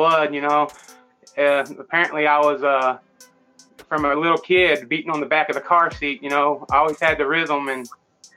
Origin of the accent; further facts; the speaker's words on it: Jonesboro, Arkansas, United States; I'm from Jonesboro, Arkansas.